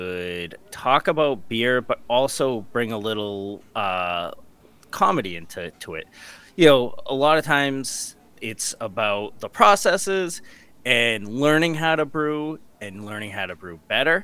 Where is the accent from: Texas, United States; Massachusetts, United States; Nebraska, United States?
Massachusetts, United States; we're both from Massachusetts